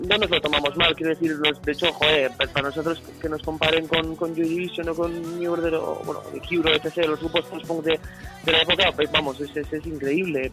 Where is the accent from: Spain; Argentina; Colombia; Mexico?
Spain; Basque Country; first language Basque; Spanish is a second language; en euskera pues lo cantamos porque es nuestra lengua madre